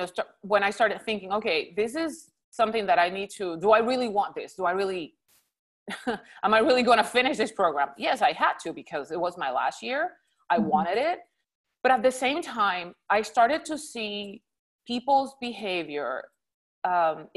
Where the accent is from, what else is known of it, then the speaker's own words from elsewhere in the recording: Puerto Rico; first language Spanish; English is a second language; moved away as an adult; now in Houston, United States; Originally, I'm from Puerto Rico, born and raised.